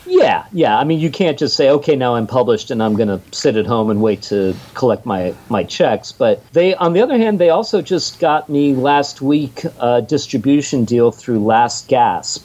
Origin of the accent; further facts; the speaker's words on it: Pittsburgh, Pennsylvania, United States; I come from Pittsburgh